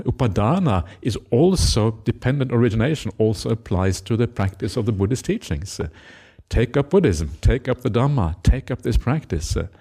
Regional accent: Norway; now in Australia; I come from Norwegian culture. In Norway, everyone has an opinion.

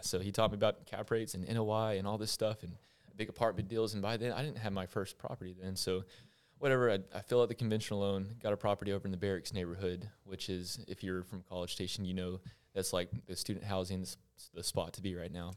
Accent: Longview, Texas, United States; born and raised in Longview.

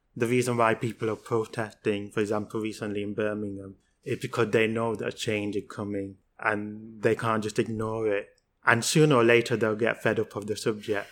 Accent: Pakistan; I'm from Pakistan

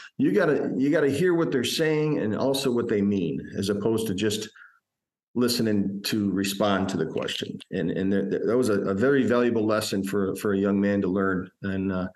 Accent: Fulton, New York, United States; practicing in my hometown where I grew up

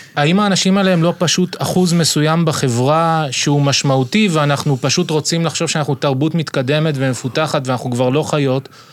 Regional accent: Ashdod, Southern District, Israel; אני גדלתי באשדוד

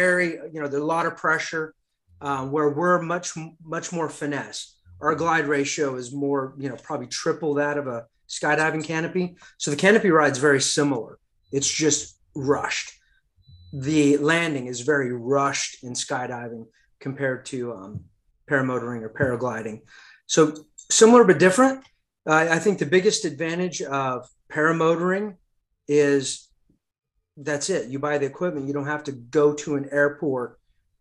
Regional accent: France; moved away; also born or lived in Europe; So I grew up in Europe, and as a child in the 80s in France

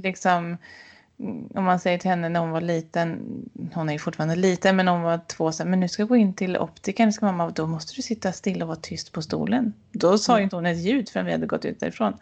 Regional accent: Sweden; moved away; hemma i Bengan där jag vuxit upp

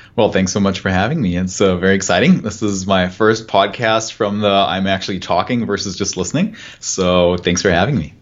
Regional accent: Germany; moved away; I'm, I'm German, I'm from Germany

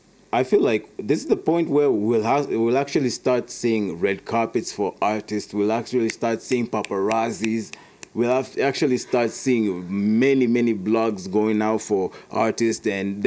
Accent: Kenya; born there; also born or lived in United States; I was born in Kenya.

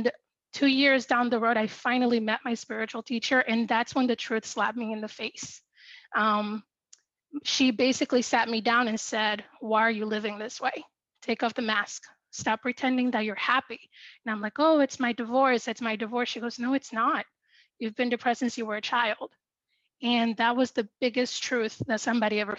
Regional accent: Dominican Republic; I'm from the Dominican Republic

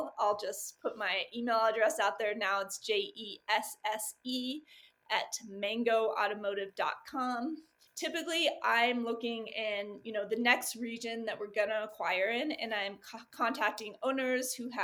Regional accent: Los Angeles, California, United States; moved away as an adult; also born or lived in Texas / San Diego; I'm from Southern California in the Los Angeles area

